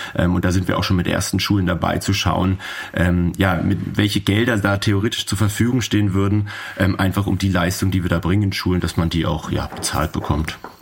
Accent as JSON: {"language": "German", "region": "Berlin", "country": "Germany", "said": "ich bin aus Berlin"}